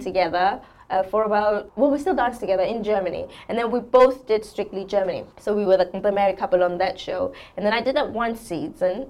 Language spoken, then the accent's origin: English; South Africa; moved away as an adult; also born or lived in England; I'm, I'm born and raised in South Africa until I was 20, and then I left home.